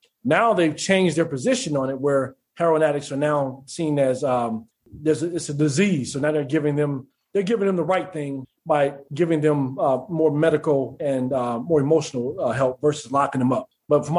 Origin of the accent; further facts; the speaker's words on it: Denver, Colorado, United States; moved away as an adult; also born or lived in Minnesota; now in Charlotte, United States; growing up in Denver, Colorado